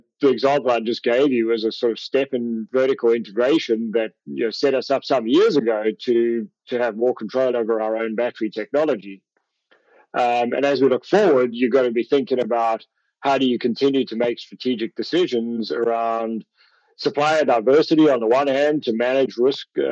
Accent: South Africa; moved away as an adult; also born or lived in Europe / Canada; now in United States; I come from South Africa

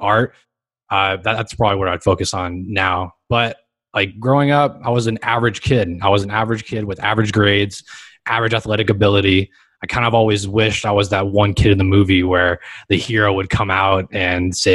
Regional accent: Los Angeles, California, United States; I grew up here in Los Angeles, California, specifically in Hermosa Beach, Redondo Beach, Manhattan Beach, all 3 beach cities

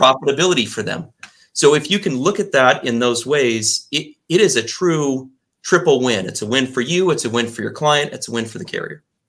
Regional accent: Texas, United States; I grew up in Texas, and that's where I learned the phrase from.

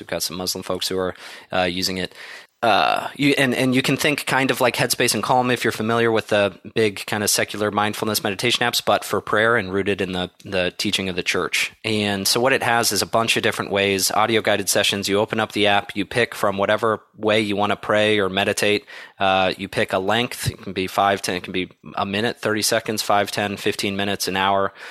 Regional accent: Columbus, Ohio, United States; moved away as an adult; also born or lived in South Bend, Indiana / Chicago, Illinois; I grew up in Columbus, Ohio

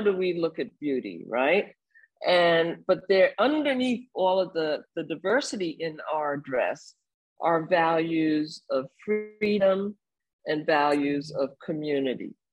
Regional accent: New York City, New York, United States; also born or lived in Bermuda; I was a little Caribbean kid growing up in New York City

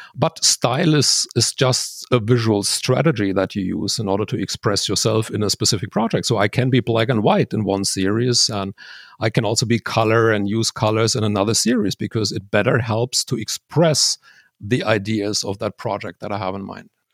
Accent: Switzerland; there's a high plateau near my hometown

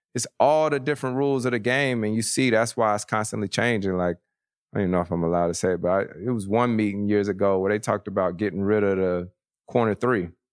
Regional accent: Winston-Salem, North Carolina, United States; moved away; triple A team in my hometown, the Winston-Salem Dash.

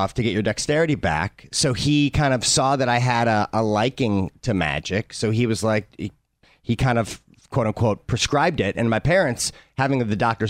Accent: St. Louis, Missouri, United States; I grew up in St. Louis, Missouri

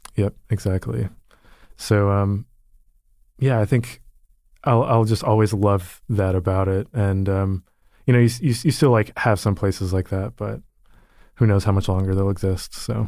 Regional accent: Austin, Texas, United States; I grew up in Austin, Texas

